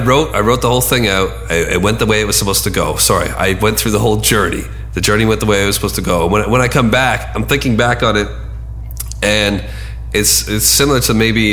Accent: Canada; accent: Canadian; my Canadian accent

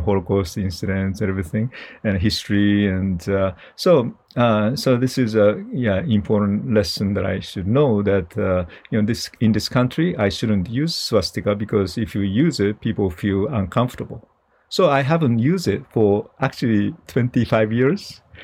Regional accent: Japan; moved away; I'm originally from Japan

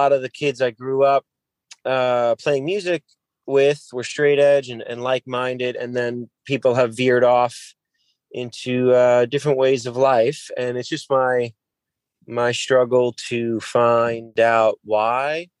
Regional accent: Keansburg, New Jersey, United States; moved away as an adult; also born or lived in New York City; now in Orlando, United States; I grew up in Kingsburg

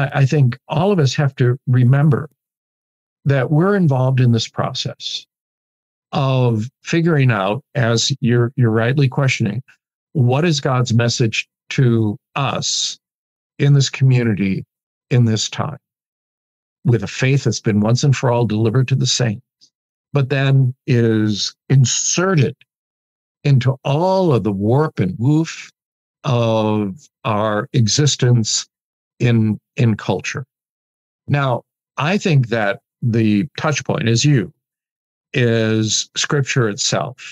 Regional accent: Midwest, United States; I'm a Midwesterner, and I'm raised on individualism

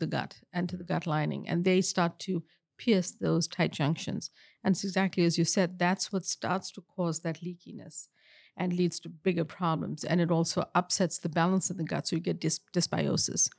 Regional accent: South Africa; moved away; I grew up in apartheid in South Africa

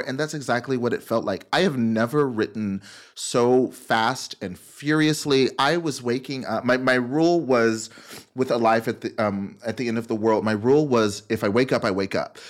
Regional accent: Memphis, Tennessee, North Texas, United States; I was raised in, um, Memphis, Tennessee, and then the suburbs of, of North Texas. And so I grew up in the South

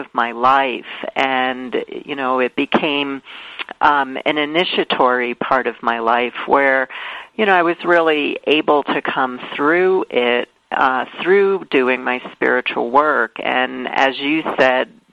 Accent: New York City, New York, United States; I grew up in Brooklyn, New York

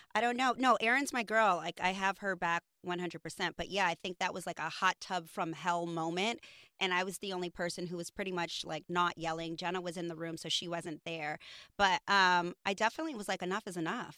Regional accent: New York, United States; I grew up in New York

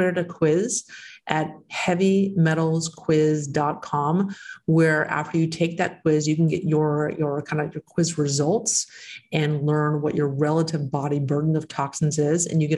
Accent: Texas, United States; And that's my home state. That's where I'm from, Texas. I'm from there.

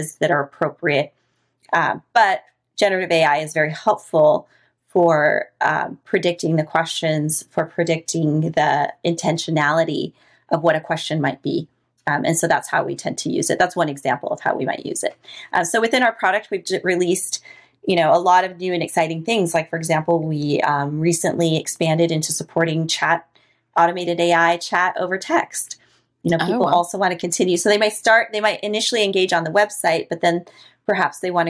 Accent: Costa Rica; moved away; I'm from Costa Rica. One thing you and I didn't talk about is the fact that I'm actually from Latin America, which is where I grew up

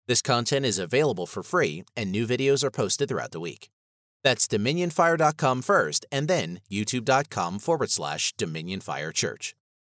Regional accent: Florida, United States; I grew up in Florida for a period and was out that way a lot.

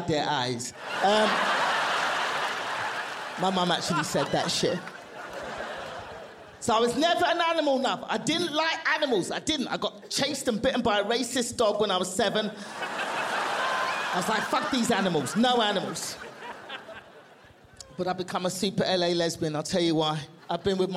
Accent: London, United Kingdom; moved away as an adult; also born or lived in Nigeria; now in Los Angeles, United States; I'm from London.

